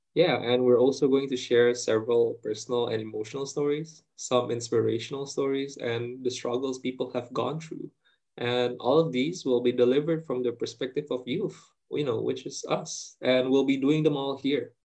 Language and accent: English; Indonesia; I'm Indonesian